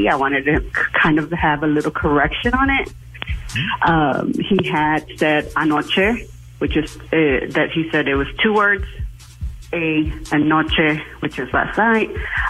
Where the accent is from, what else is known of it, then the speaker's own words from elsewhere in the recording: Texas, United States; I'm from South Texas, too, so I'm from where Eddie is